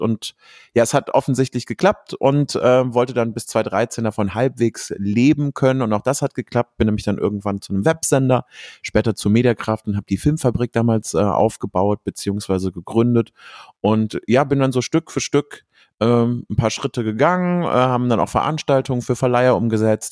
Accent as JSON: {"language": "German", "town": "Cologne", "region": "North Rhine-Westphalia", "country": "Germany", "said": "ich komme aus Köln"}